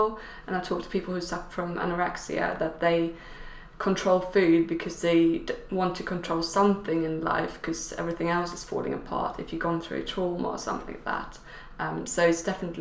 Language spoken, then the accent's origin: English; Sweden; now in United Kingdom; I grew up in Sweden